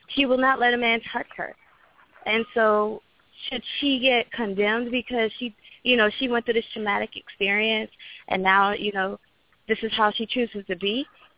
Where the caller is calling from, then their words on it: Florida, United States; from Florida.